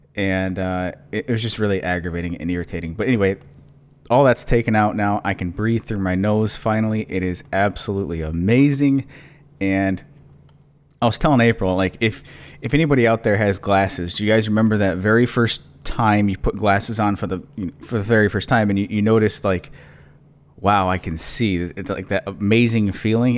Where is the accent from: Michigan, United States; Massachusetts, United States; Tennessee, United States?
Michigan, United States; moved away; I grew up in Michigan